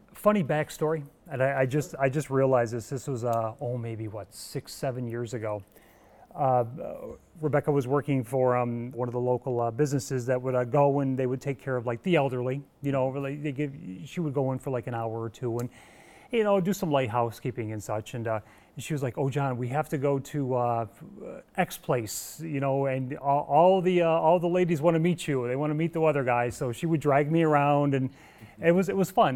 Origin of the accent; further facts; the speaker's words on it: Evans Mills, New York, United States; now in Mannsville, United States; I grew up on a, a, small dairy farm in Evans Mills